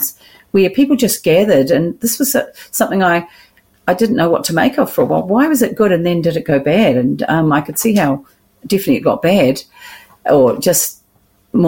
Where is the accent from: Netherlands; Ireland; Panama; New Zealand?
New Zealand; Gisborne; raised in Gisborne Christian Fellowship